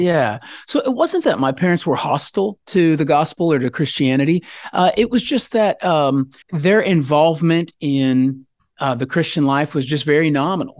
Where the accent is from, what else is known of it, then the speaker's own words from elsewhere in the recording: Texas, United States; also born or lived in Denver, Colorado; I was born up in Colorado, like Denver area where the mountains are, but I've lived most of my life in Texas.